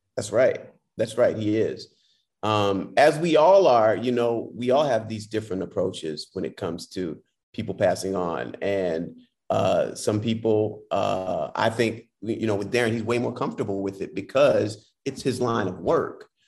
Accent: Detroit, Michigan, United States; I'm from Detroit, and that's where I started actually in theater

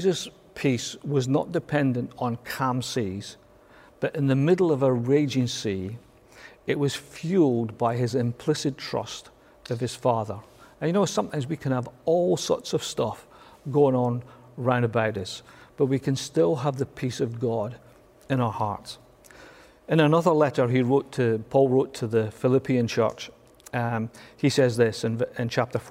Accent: Scotland, United Kingdom; I'm Scottish

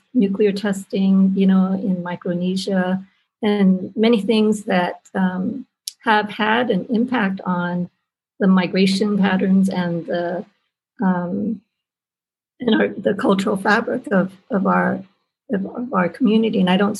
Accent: United States; We are who we are, and we're American.

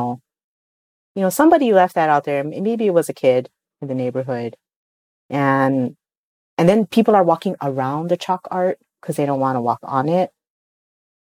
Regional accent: Hawaii, United States; for us in Hawaii

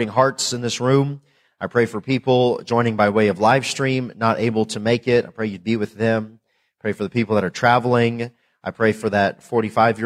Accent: Tennessee, United States; also born or lived in Northwest Indiana / Lancaster, California; now in North Carolina, United States; I was born in Indiana, Northwest Indiana, and I lived there till I was 11 and moved to Tennessee where I grew up

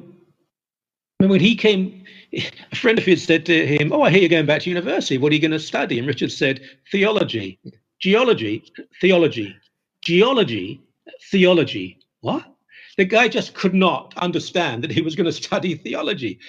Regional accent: United Kingdom; moved away as an adult; now in Toronto, Canada; I'm a Brit who's lived in this country 35 years

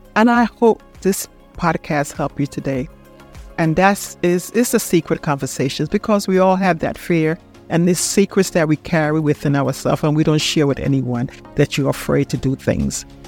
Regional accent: Panama; moved away; I'm from Panama.

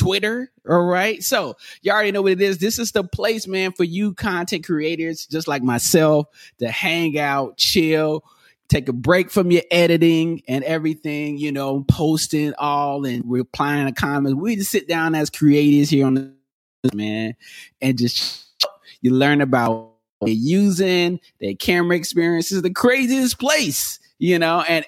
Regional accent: North Carolina, United States; also born or lived in Atlanta; now in Los Angeles, United States; I'm originally from North Carolina, but I've been in LA for this past, now this year it'll be 10 years

